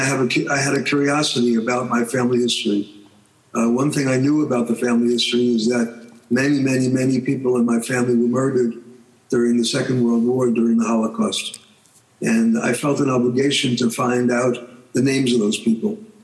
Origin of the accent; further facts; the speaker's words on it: New York, United States; was born in New York and I grew up in New York. Uh, so I've been a New Yorker just about all my life